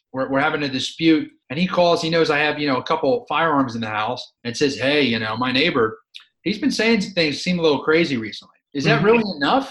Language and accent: English; Philadelphia, Pennsylvania, United States; I grew up in Philadelphia